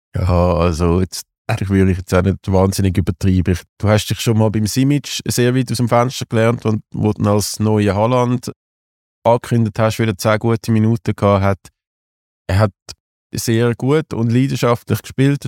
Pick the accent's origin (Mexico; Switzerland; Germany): Switzerland; Zurich; ich natürlich als Zürcher